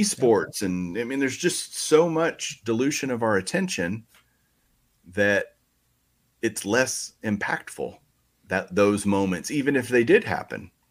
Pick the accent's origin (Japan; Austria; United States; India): United States; Texas; I grew up in Texas